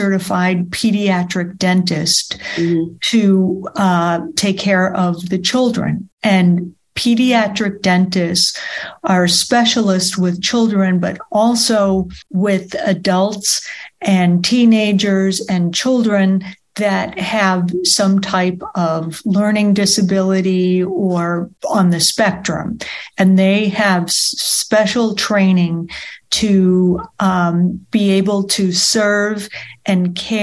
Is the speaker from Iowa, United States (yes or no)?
no; New York, United States; moved away as an adult; also born or lived in Boston; I moved back to where I was born here in New York